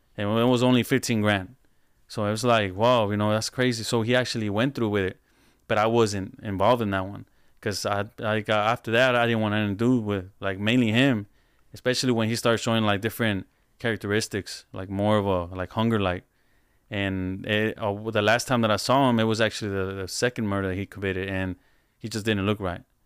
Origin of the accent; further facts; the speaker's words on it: Houston, Texas, United States; I'm from Houston.